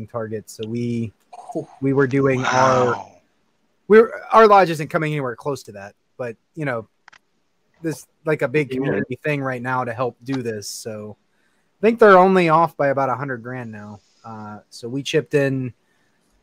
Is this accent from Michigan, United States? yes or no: no; Western Pennsylvania, United States; accent: Western Pennsylvania; a Western Pennsylvania accent like mine